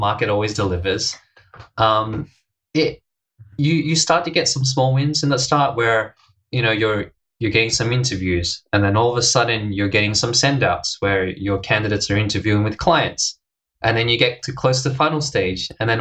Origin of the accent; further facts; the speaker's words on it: Australia; moved away as an adult; also born or lived in Hong Kong; now in Japan; I'm from Australia.